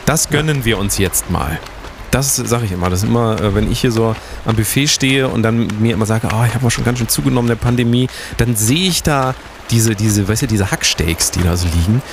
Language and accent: German; Germany; das ist Deutschland, äh, wir sind, wir sind Deutsche.